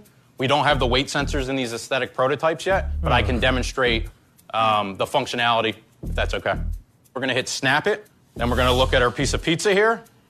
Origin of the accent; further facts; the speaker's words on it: Philadelphia, Pennsylvania, United States; I'm from Philadelphia, PA.